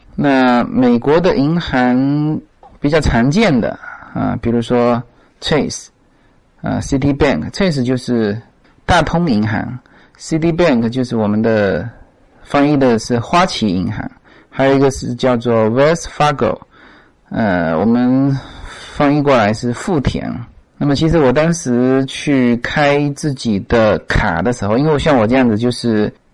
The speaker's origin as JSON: {"language": "Chinese", "country": "China", "moved": "yes", "lives_now": "United States", "said": "我们中国人"}